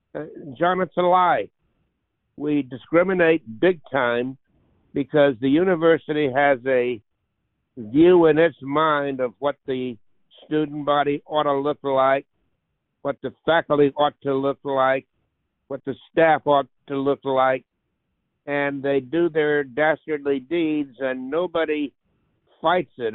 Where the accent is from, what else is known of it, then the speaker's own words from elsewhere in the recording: Leesville, Louisiana, United States; I was born in Leesville, Louisiana in 1939